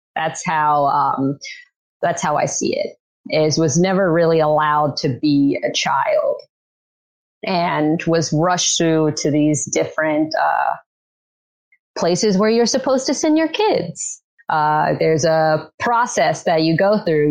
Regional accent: Louisiana, United States; I grew up in Louisiana, have been in the same city, town since I was born

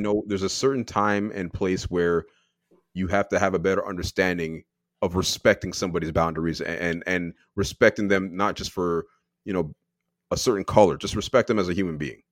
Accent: Canada; I am born here, but my parents are born in Barbados

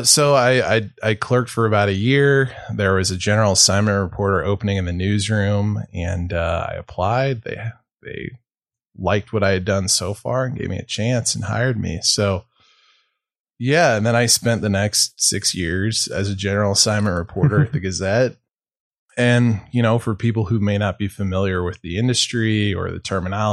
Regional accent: St. Louis, Missouri, United States; also born or lived in Billings, Montana; now in Montana, United States; I'm originally from St. Louis

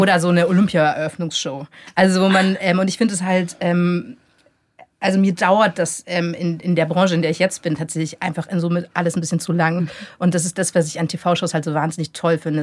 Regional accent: near Augsburg, Bavaria, Germany; ich bin in der Nähe von Augsburg aufgewachsen

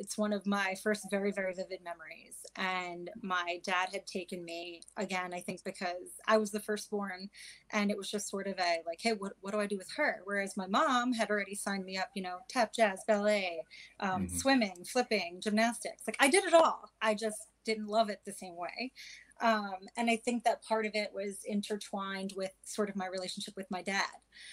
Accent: New York, United States; I grew up in New York, my younger years

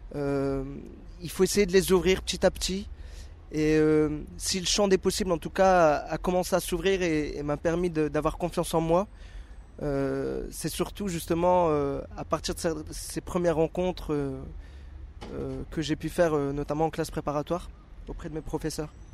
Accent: Dunkirk, Hauts-de-France, France; moved away as an adult; also born or lived in Paris region; Je suis issu du nord de la France, dans une ville qui s'appelle Dunkerque

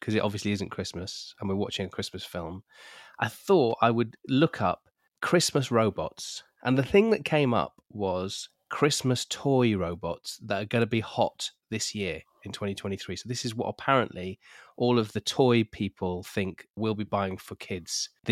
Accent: United Kingdom; We're British

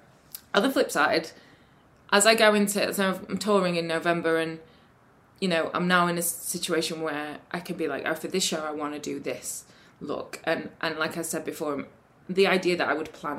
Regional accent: Sheffield, Yorkshire and the Humber, United Kingdom; I'm from Sheffield

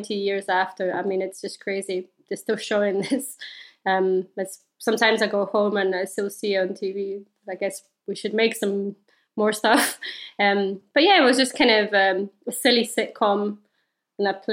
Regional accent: Slovenia; I grew up in Slovenia

